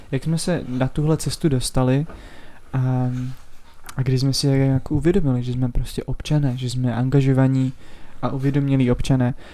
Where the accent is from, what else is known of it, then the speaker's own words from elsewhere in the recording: Roudnice nad Labem, Ústí nad Labem Region, Czechia; a vlastně pocházím z Roudnice.